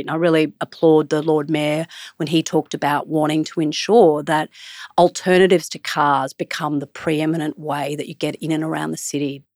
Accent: Brisbane, Queensland, Australia; Where are you from? And I say, Brisbane.

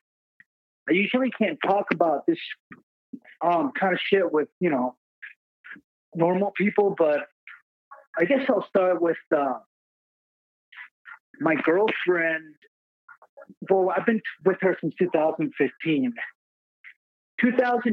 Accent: Puerto Rico; now in Minnesota, United States; I'm from Puerto Rico, but I live in Minnesota now.

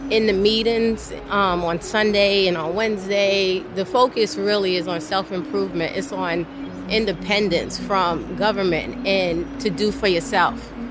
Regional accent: New York, United States; I was raised in New York.

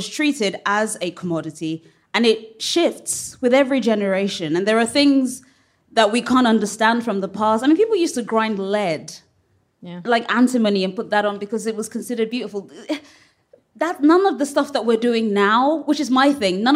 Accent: England, United Kingdom; But I was born in England too

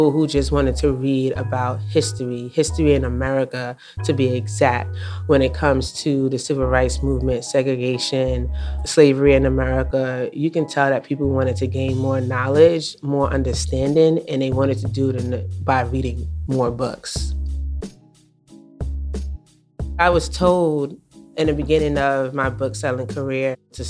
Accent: New York City, New York, United States; growing up in New York City

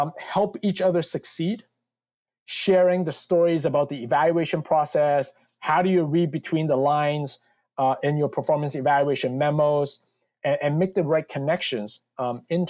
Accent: Canada; also born or lived in United States / Hong Kong; now in New Jersey, United States; growing up in Canada

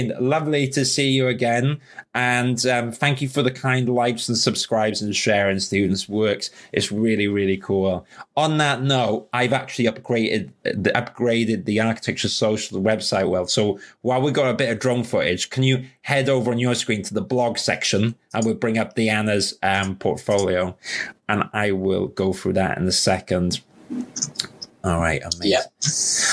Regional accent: London, United Kingdom; I'm a Londoner

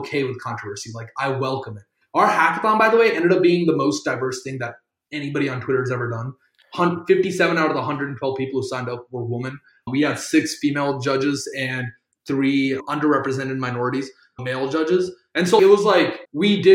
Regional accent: South Carolina, United States; first language Tamil; I'm from South Carolina. Being Indian in South Carolina

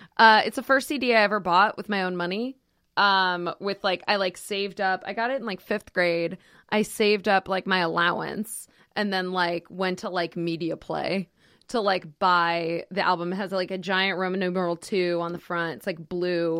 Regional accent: Schenectady, New York, United States; moved away; I'm from Schenectady, New York, originally

